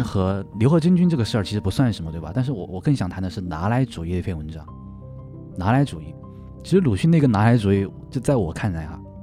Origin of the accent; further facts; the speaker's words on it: Luzhou, Sichuan, China; 虽然我不是古令人，我是泸州老，就是相当于老城区，城区的人